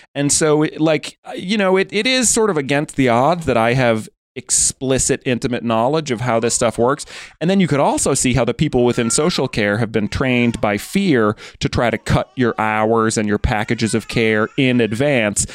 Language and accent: English; United States; moved away as an adult; now in United Kingdom; I'm American